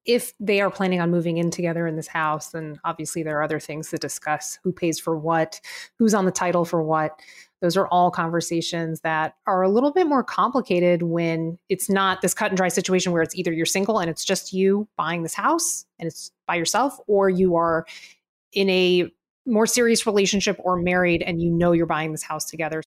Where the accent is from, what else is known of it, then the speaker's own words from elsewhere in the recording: Miami, Florida, United States; I'm a Miami native